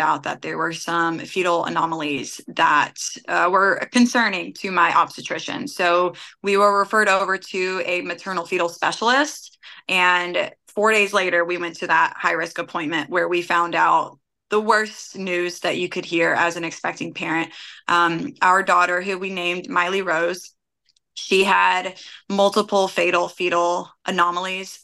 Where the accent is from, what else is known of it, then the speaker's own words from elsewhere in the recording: Ashland City, Tennessee, United States; also born or lived in Syracuse, New York / Bellevue, Tennessee / Hermitage, Tennessee / Murfreesboro, Tennessee; growing up in Ashland City, I spent a lot of time in Clarksville